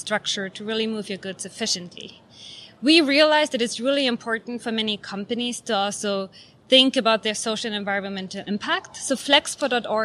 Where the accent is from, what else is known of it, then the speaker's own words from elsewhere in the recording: Germany; moved away; my home country, Germany